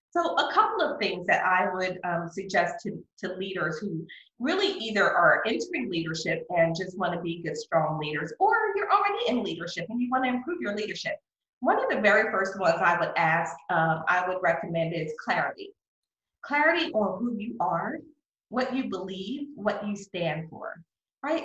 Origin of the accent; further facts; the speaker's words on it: Philadelphia, Pennsylvania, United States; now in McKinney, United States; I'm originally from Philadelphia